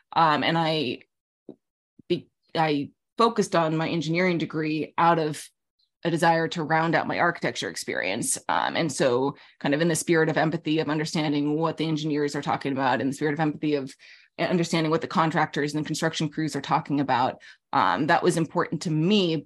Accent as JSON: {"language": "English", "region": "Alaska", "country": "United States", "tie": "born or raised there", "also_born_or_lived": "Middle East / New York City", "moved": "yes", "said": "I grew up in Alaska."}